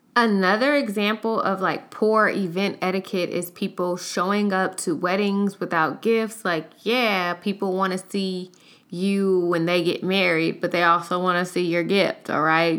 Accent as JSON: {"language": "English", "town": "Los Angeles", "region": "California", "country": "United States", "moved": "yes", "lives_now": "Houston, United States", "said": "I live in Houston, but I am from Los Angeles, so I took a trip home"}